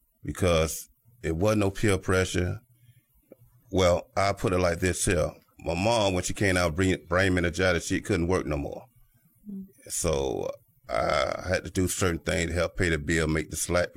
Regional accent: Miami, Florida, United States; Born and raised in Miami, Florida

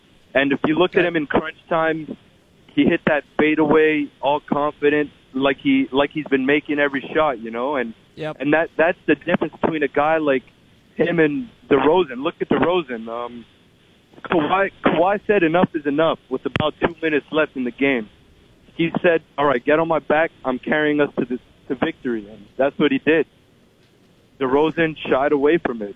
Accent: Montreal, Quebec, Canada; I'm from Montreal.

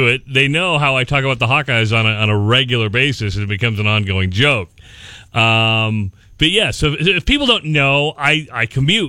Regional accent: Minden, Iowa, United States; moved away as an adult; now in Nebraska, United States; I grew up in Minden, Iowa. I went to Grandview University.

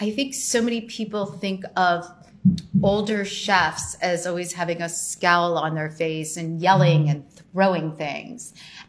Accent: New Jersey, United States; So fellow New Jerseyan.

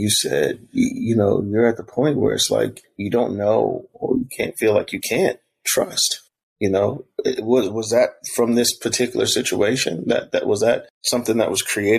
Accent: South Carolina, United States; I grew up in South Carolina partially.

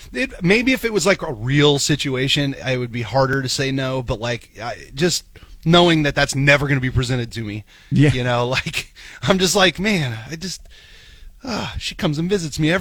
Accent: Papillion, Nebraska, United States; when I grew up in Papillion

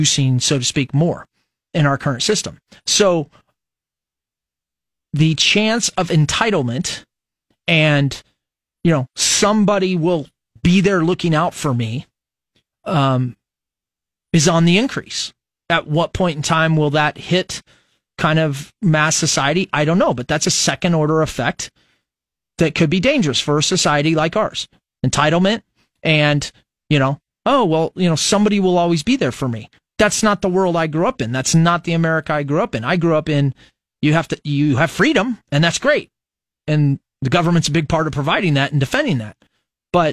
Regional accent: United States; as an American

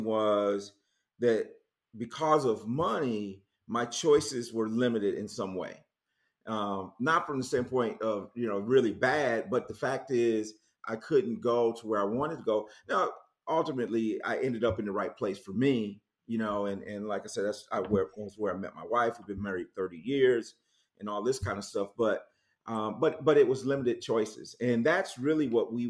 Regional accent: Muskegon, Michigan, United States; moved away as an adult; also born or lived in Kalamazoo, Michigan / Jackson, Michigan; now in Charlotte, United States; I grew up in Muskegon and then went to Western Kalamazoo, where I met my wife, and then lived in Jackson.

